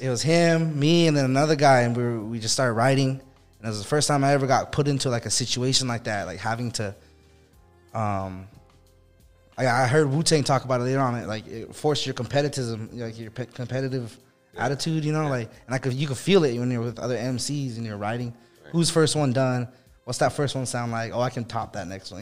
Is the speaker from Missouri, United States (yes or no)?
no; Chinle, Arizona, United States; moved away as an adult; I grew up in Chinle, Arizona, which is hour and a half from any kind of town